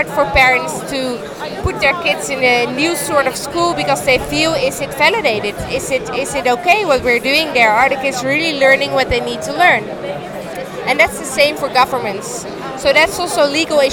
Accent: Amsterdam, North Holland, Netherlands; I'm from Amsterdam

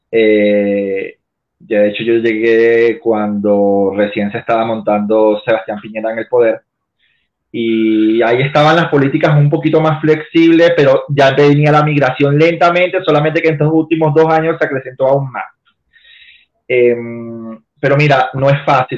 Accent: Venezuela; moved away as an adult; now in Chile; yo me vine de Venezuela sin la cédula venezolana

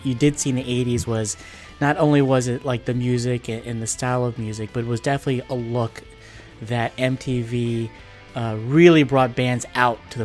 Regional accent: New Jersey, United States; we up in North Jersey, we call them hair bears

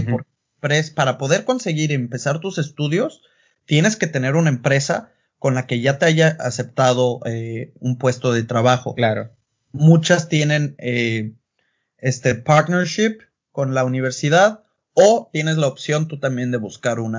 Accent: Puerto Vallarta, Jalisco, Mexico; moved away as an adult; also born or lived in Mexico City / Guadalajara; now in Germany; nací, crecí allá, en la Ciudad de México, pero eh, ahora sí que toda mi vida fue en Puerto Vallarta, vengo de la costa

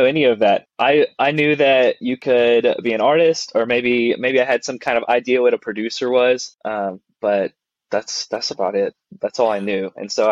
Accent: Dallas area, Texas, United States; moved away as an adult; now in Nashville, United States; originally from Texas. Kind of in the Dallas area, but far enough away from Dallas to not be Dallas.

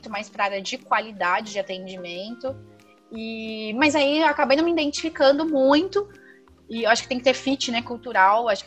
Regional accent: Rio de Janeiro, Brazil; Eu que vim do Rio de pra cá, senti muito isso.

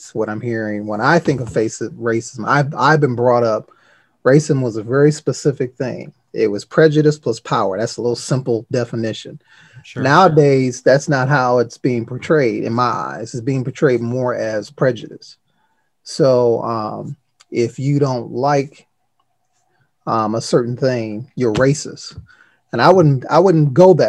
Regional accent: Detroit, Michigan, United States; I grew up in Detroit inner city public schools

